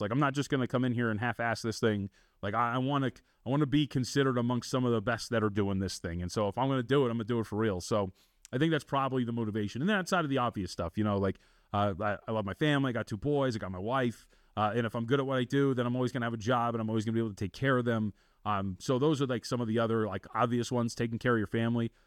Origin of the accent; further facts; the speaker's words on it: Las Vegas, Nevada, United States; also born or lived in Santa Ana, California / Texas; I grew up out here in Las Vegas